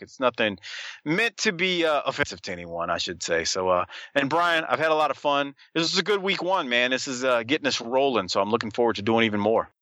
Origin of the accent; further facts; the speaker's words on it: New Orleans, Louisiana, United States; being born and raised in New Orleans